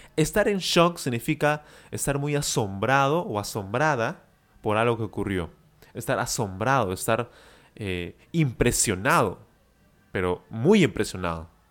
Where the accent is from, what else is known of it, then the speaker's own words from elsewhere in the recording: Peru; yo soy de Perú